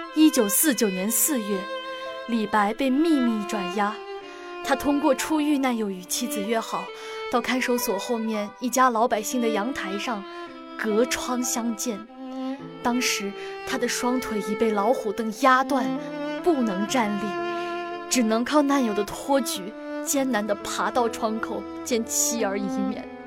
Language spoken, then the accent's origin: Chinese; Liuyang, Hunan, China; 我家乡流洋